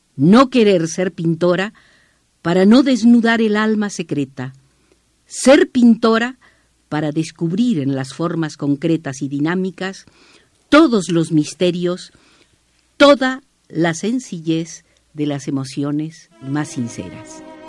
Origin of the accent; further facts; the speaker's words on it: Entre Ríos, Argentina; moved away as an adult; also born or lived in Santiago, Chile; now in Mexico; nací en Entre Ríos, así se pronuncia ya, en Entre Ríos, eh, República Argentina, eh, me nacionalicé mexicana en enero de 1961